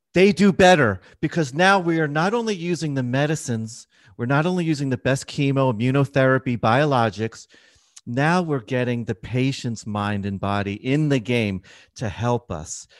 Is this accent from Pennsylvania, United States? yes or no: yes; Philadelphia, Pennsylvania, United States; moved away; I'm from Philadelphia when it comes originally.